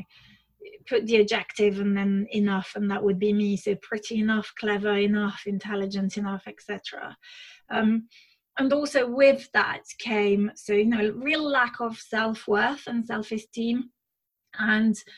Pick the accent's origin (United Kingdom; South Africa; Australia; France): France; moved away; I was born and raised in France, to amazing parents